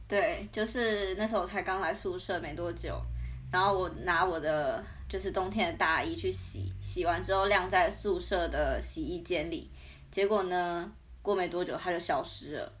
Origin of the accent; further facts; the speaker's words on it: Taiwan; moved away as an adult; now in Moscow, Russia; 我也是来自台湾，跟阿文一样